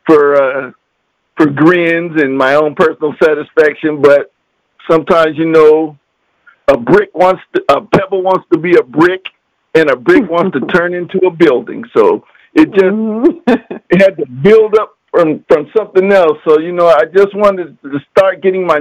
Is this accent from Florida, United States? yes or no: yes; Pensacola, Florida, United States; I was born and raised right here in Pensacola, Florida.